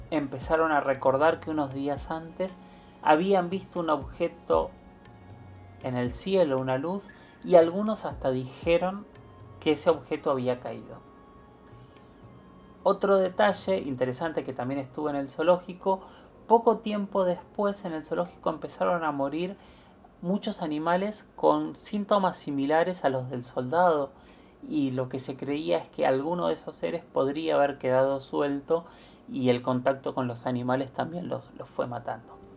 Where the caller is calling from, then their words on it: Quilmes, Buenos Aires Province, Argentina; Hola Héctor, hola Luis. Eh … de Quimes